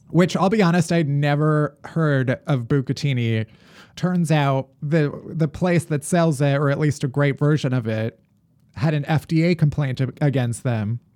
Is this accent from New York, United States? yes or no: no; Alsip, Illinois, United States; The town I grew up in is Alsip